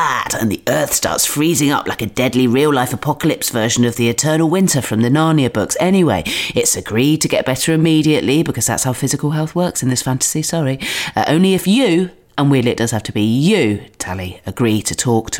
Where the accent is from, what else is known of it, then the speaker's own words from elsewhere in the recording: Dorset, South West England, United Kingdom; now in London, United Kingdom; I'm from Dorset on the south coast